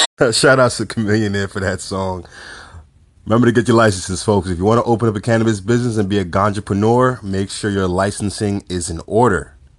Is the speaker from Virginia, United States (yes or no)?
no; New York City, New York, United States; my hometown, New York